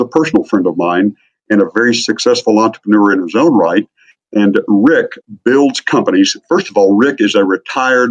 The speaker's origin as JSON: {"language": "English", "region": "Midwest", "country": "United States", "tie": "born or raised there", "said": "grew up in a small town in the Midwest"}